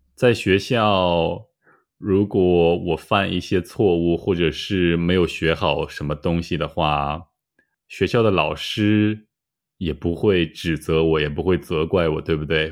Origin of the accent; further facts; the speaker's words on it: Shanxi, China; 山西过油肉是我家乡的中国菜